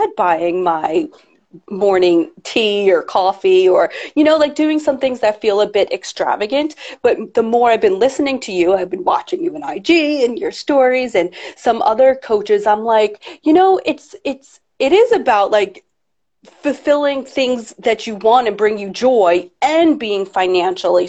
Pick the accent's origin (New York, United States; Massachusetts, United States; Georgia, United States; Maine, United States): New York, United States; New York City; I'm a New Yorker through and through